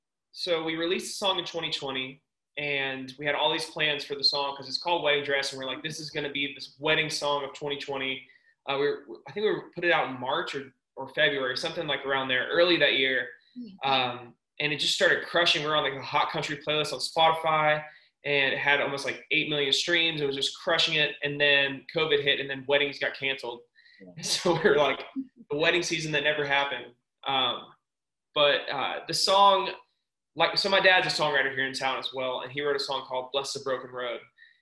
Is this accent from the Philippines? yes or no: no; Nashville, Tennessee, United States; also born or lived in Florida; Nashville's my hometown.